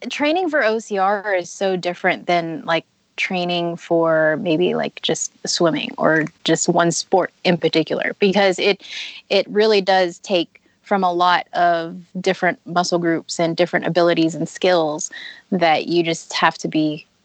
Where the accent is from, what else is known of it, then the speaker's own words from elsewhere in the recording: Texas, United States; also born or lived in Louisiana; now in Colorado, United States; I grew up in Texas and then I moved to Louisiana and now I'm here in Colorado.